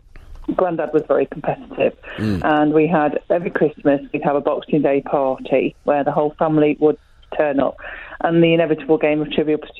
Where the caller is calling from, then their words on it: Derby, East Midlands, United Kingdom; I'm ringing in from Derby.